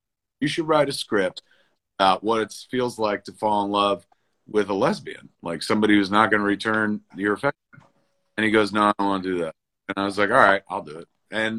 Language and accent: English; New Jersey, United States; growing up in Jersey